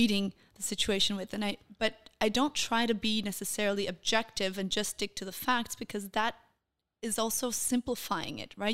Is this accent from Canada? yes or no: no; Copenhagen, Capital Region of Denmark, Denmark; first language Portuguese; English is a second language; moved away as an adult; now in Israel; I was born in Denmark, in Copenhagen.